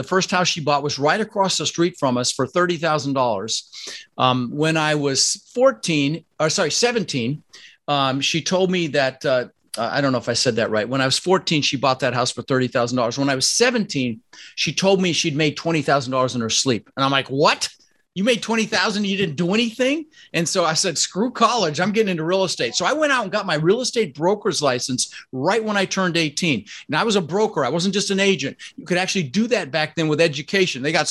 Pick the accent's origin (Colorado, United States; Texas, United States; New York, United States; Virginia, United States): Colorado, United States; Denver; also born or lived in Netherlands; I immigrated to this country when I was 6 years old with my brother Albert and my mother's Vantje. I was born in the Netherlands, Holland, you know, think wooden shoes and windmills. And we ended up in Denver, Colorado